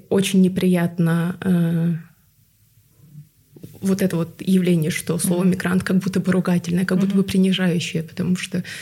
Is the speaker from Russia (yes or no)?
yes; Tuva, Russia; А, это просто такая история, потому что я выросла в Таве. Это республика с тувинским большинством. Я никогда не чувствовала себя какой-то отличающейся.